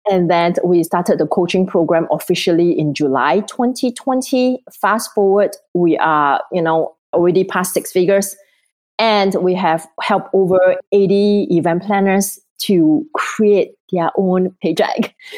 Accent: Singapore; moved away; I'm originally from Singapore

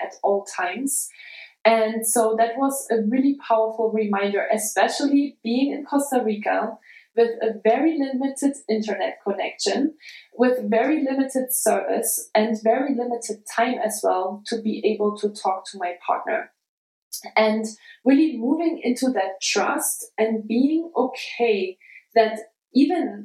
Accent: Germany; now in United States; my hometown, a really small town, an hour south of Leipzig

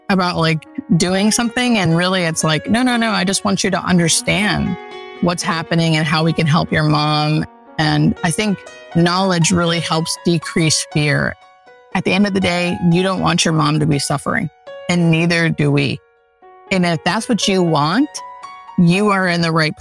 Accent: Pennsylvania, United States; now in Los Angeles, United States; I grew up in Pennsylvania in the country, definitely a country girl at heart

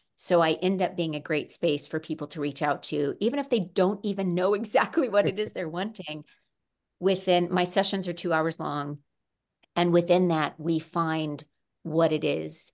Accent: Missouri, United States; also born or lived in Arizona / Arkansas; now in California, United States; I grew up mostly in Missouri. I also lived in Arizona for about seven years and Arkansas in t, for two years

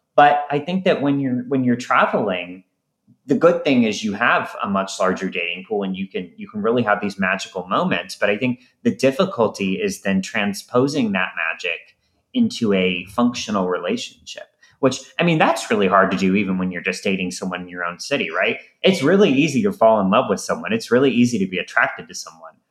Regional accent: St. Louis, Missouri, United States; I'm from St. Louis originally

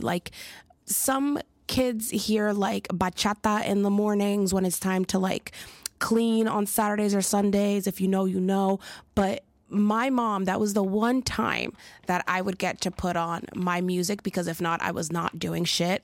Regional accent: Philadelphia, Pennsylvania, United States; I'm from Philly

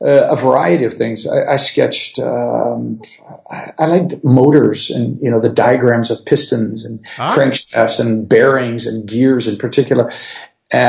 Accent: Wisconsin, United States; moved away as an adult; also born or lived in Ohio; I was born in Ohio, but grew up actually in Wisconsin in the Midwest of the States

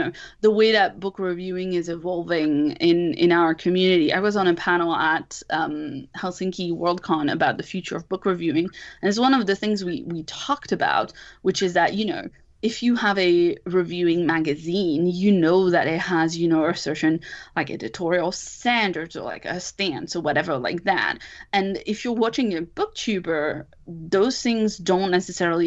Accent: France; English is a second language; moved away; I'm originally from France and I'm a second language speaker

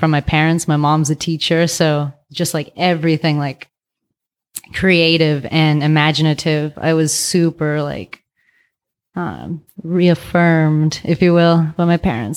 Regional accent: Vallejo, California, United States; also born or lived in San Francisco / Thailand / Asia; now in Oakland, United States; I'm from Vallejo.

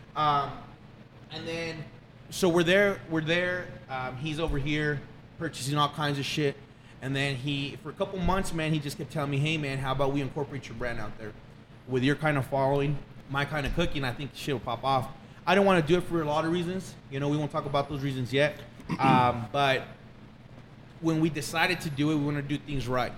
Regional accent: Fabens, Texas, United States; born and raised in Fabens, Texas.

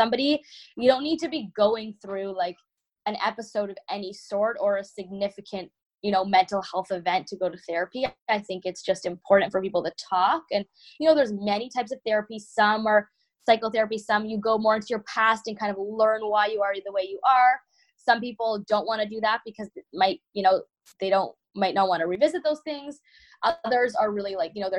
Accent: Toronto, Ontario, Canada; moved away as an adult; now in Michigan, United States; when I moved to Michigan from Toronto, you know, I'm Canadian. I grew up in winters a lot my whole life.

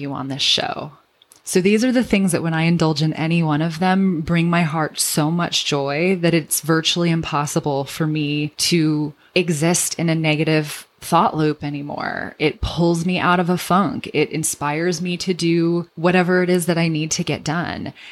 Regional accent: Redlands, California, United States; my hometown

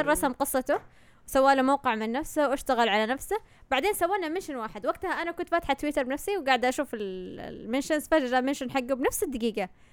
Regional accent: Saudi Arabia; عندنا في السعودية

